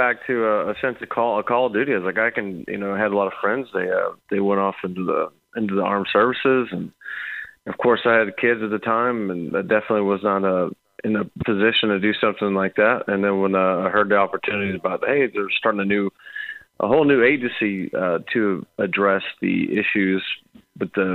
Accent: St. Louis, Missouri, United States; I grew up in the Midwest, and, you know, we're out of, say, St. Louis area

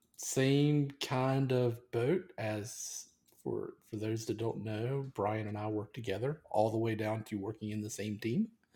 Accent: United States; I've been raised as an American

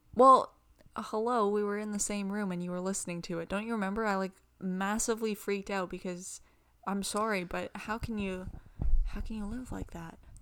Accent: Canada; we're from Canada and it gets really cold hmm. in the winter

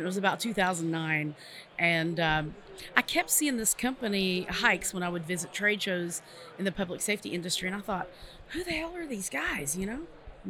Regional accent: Lexington, Kentucky, United States; I'm from Lexington, Kentucky.

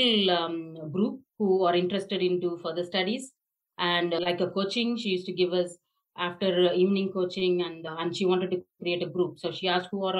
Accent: Chennai, Tamil Nadu, India; moved away as an adult; now in Australia; I come from Chennai, South India.

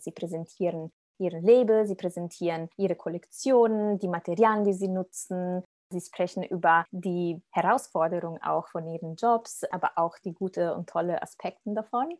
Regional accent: Italy; now in Germany; ich komme aus Italien

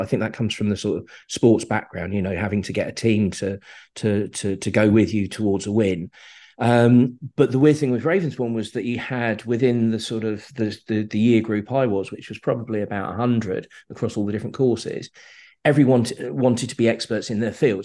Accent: Slough, South East England, United Kingdom; I grew up in Slough, grew up on an estate in, in Slough

